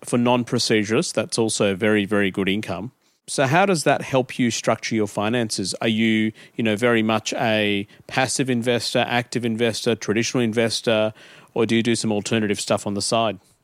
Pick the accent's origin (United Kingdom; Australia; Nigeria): Australia; Adelaide, South Australia; we came to Australia and and uh, I grew up in Adelaide